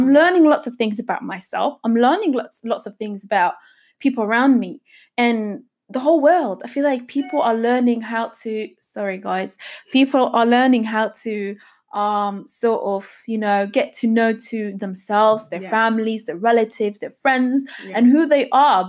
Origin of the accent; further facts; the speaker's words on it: Elverum, Innlandet, Norway; born there; also born or lived in Egypt; I was born in Norway. I was born in a little town called Elverum. It's in the southern part of Norway, actually.